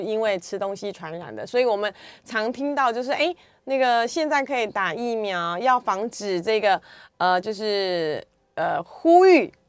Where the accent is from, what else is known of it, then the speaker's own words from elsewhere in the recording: Taiwan; 这是我们台湾人的骄傲哦